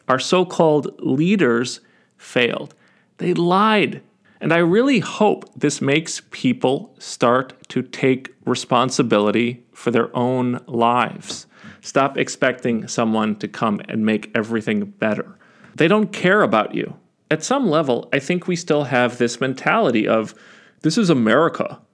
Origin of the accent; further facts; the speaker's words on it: United States; as Americans